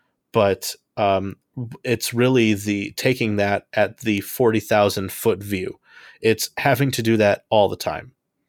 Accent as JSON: {"language": "English", "town": "Homewood", "region": "Illinois", "country": "United States", "said": "I am from Homewood, Illinois."}